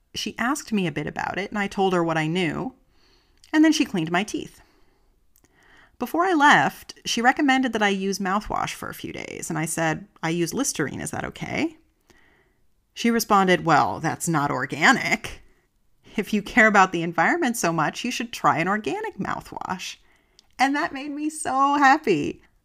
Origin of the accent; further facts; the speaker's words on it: United States; now in Germany; I'm an American and I live in Germany